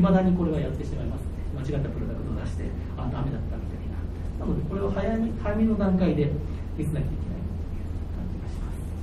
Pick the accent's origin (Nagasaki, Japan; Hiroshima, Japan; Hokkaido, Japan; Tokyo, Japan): Hiroshima, Japan; 1978年生まれで、広島で生まれて、高校まではずっと文系だったんで